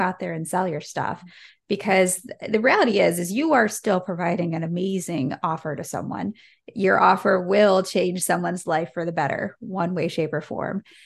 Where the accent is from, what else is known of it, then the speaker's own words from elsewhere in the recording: United States; an American growing up with Black Friday